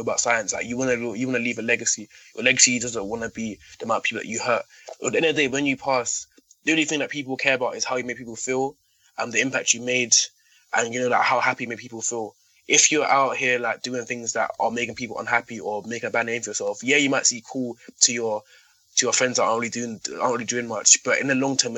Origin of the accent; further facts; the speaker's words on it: London, United Kingdom; So growing up in London